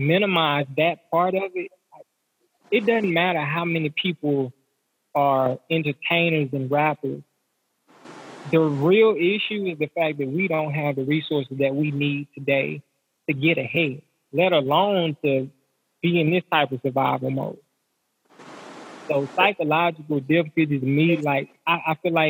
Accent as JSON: {"language": "English", "region": "the South", "country": "United States", "said": "most of us, we're from the South, so we're in the Bible, but we grew up in church"}